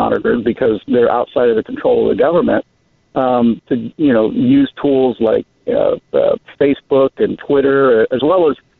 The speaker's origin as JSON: {"language": "English", "town": "Miami", "region": "Florida", "country": "United States", "tie": "born or raised there", "moved": "as an adult", "said": "my brother and I were both born in Miami, where our family settled and lived the rest of, you know, till I left to go to college."}